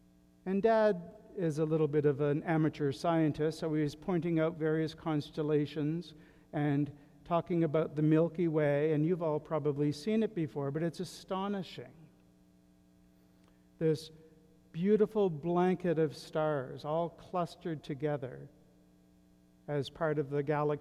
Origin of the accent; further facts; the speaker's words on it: southwestern tip of Nova Scotia, Canada; My hometown on the southwestern tip of Nova Scotia is a fairly insignificant place now